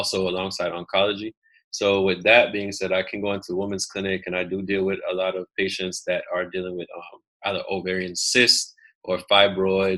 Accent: United States; also born or lived in Jamaica (ancestry) / Atlanta, Georgia (works); I am American

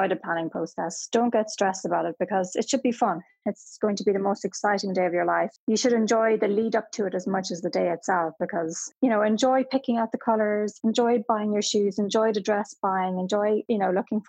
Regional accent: Ireland; also born or lived in Paris; as an Irish person

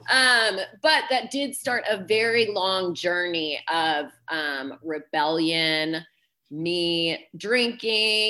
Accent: Dallas, Texas, United States; I am from Dallas, Texas

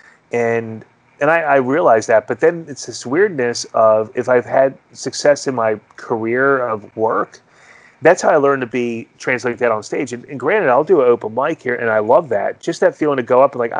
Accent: Philadelphia, Pennsylvania, United States; one of my closest friends, Mike, who we grew up together in Northeast Philly

